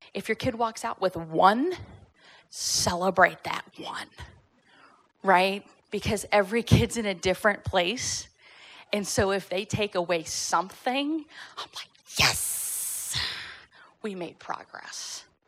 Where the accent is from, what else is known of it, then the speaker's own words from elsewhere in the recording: Fort Worth, Texas, United States; moved away as an adult; also born or lived in Irvine, California / Northern California; now in Tyler, United States; born and raised in Texas, grew up at Fort Worth